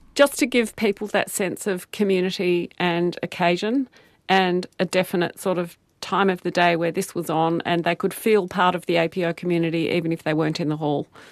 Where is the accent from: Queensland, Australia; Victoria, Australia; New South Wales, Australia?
Victoria, Australia; Melbourne; now in Auckland, New Zealand; I grew up in Melbourne.